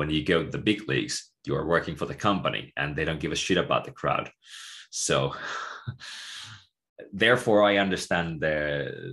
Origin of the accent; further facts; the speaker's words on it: Tampere, Pirkanmaa, Finland; I'm from Tampere myself, originally